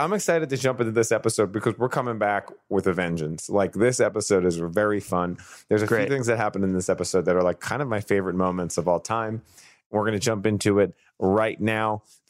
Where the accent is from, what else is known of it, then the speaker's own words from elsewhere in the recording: New York City, New York, United States; accent: Staten Island; I grew up in Staten Island, I know all these Italian things